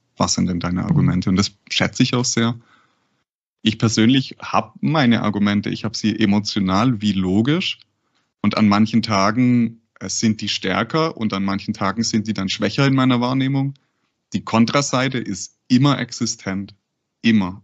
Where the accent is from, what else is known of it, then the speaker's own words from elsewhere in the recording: Cleversulzbach, Baden-Württemberg, Germany; Und ich bin äh, in, der, in einer sehr ländlichen Gegend bei Heilbronn aufgewachsen. Genau heißt das Dorf Klaversulzbach